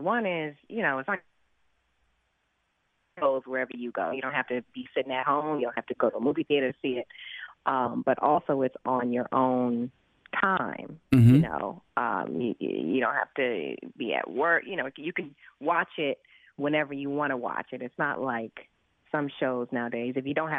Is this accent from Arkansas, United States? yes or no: no; Los Angeles, California, United States; Man, listen, there's not a lot of opportunities for kids in the hood, you know, and I grew up in South L.A., so that was one of my safe places, man